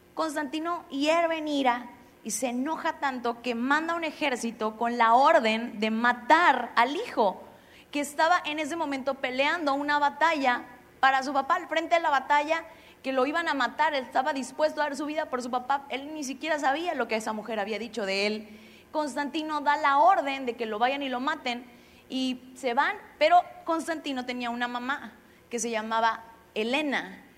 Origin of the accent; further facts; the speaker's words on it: Xalapa, Veracruz, Mexico; moved away; Yo soy de Jalapa